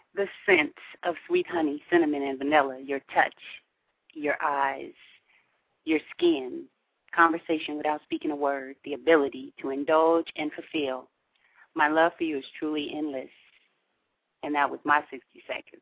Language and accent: English; Pacific Northwest, United States; we're from the Pacific Northwest